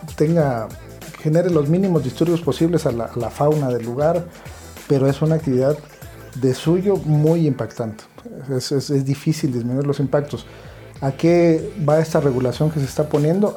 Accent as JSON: {"language": "Spanish", "town": "Tuxtla Gutiérrez", "region": "Chiapas", "country": "Mexico", "said": "en Chiapas, de donde yo soy, en Tuxtla"}